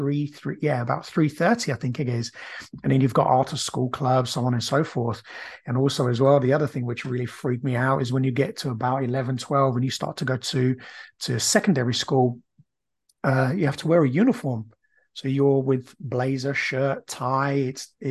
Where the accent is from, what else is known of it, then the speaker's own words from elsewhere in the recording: Brazil; now in United Kingdom; I grew up in Brazil, and when I came to the UK